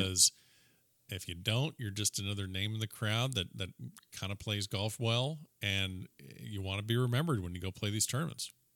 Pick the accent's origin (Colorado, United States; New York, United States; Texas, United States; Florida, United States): Florida, United States; South; I'm a South Floridian